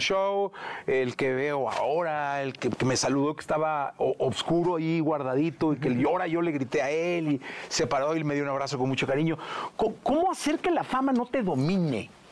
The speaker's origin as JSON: {"language": "Spanish", "country": "Mexico", "said": "cómo decimos aquí en México"}